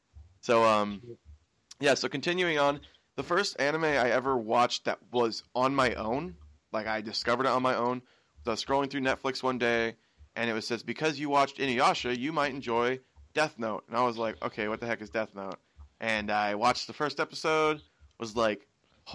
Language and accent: English; Washington, United States; I'm from Washington, the very west side and top left of the U.S.